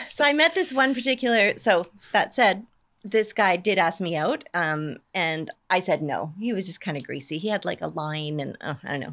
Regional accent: Canada; moved away as an adult; also born or lived in Bakersfield, California, United States; now in Scotland, United Kingdom; I'm originally from Canada, so, um, but I moved to Bakersfield when I was eighteen

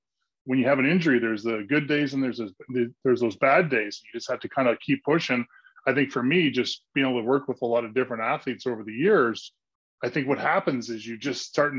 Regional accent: Canada; moved away as an adult; also born or lived in Aurelia (hometown, garbled); now in Los Angeles, United States; I played a lot of hockey growing up in Canada

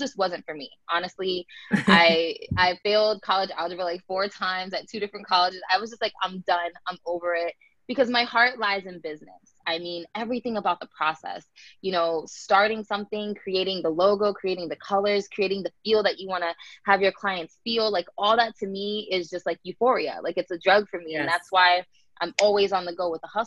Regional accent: Tampa, Florida, United States; born or raised there; also born or lived in New Jersey

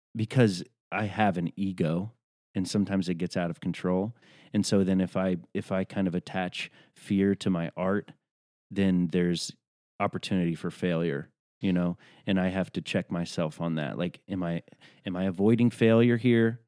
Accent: Tennessee, United States; I'm from Tennessee

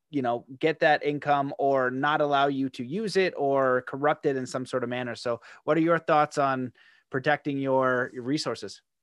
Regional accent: Canada; as a Canadian

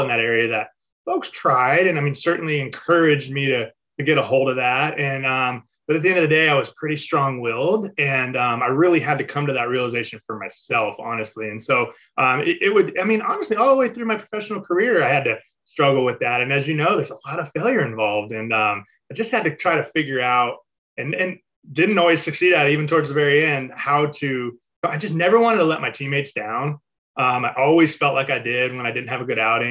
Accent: Mission Viejo, California, United States; So I grew up in Mission Viejo, California, which is in Orange County, Southern.

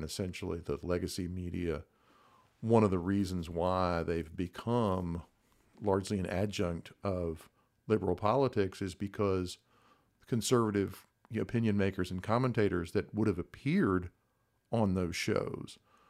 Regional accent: Texas, United States; I'm a native Texan, was born and raised in the North Texas area, grew up in, you know, bedroom community suburbs, went to college and law school in Texas

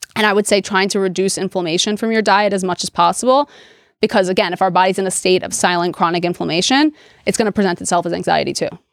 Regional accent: New York City, New York, United States; also born or lived in Delaware; I grew up in New York City in Queens, which was a super diverse place

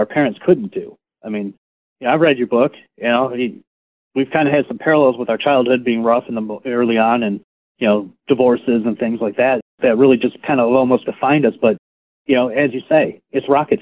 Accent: Chicago, Illinois, United States; moved away as an adult; now in Texas, United States; I grew up in Chicago. I lived there for the first 28 years of my life.

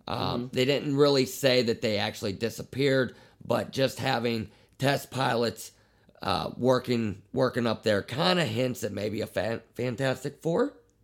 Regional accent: Pittsburgh, Pennsylvania, United States; We're from Pittsburgh, Pennsylvania

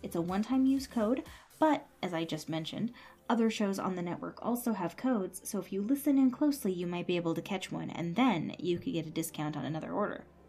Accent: San Jose, California, United States; I grew up in a place called San Jose, which is somewhere between Santa Cruz and Berkeley

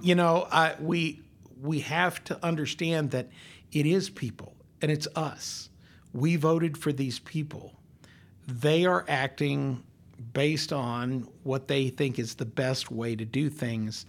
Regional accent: Longmont, Colorado, United States; now in Northwest Arkansas, United States; when I grew up in Colorado, you could stand on the front porch of my house in Longmont, Colorado

